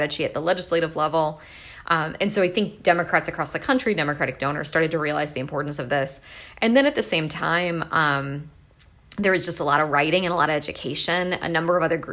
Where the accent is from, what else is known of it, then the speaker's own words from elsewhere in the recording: St. Louis, Missouri, United States; I'm from St. Louis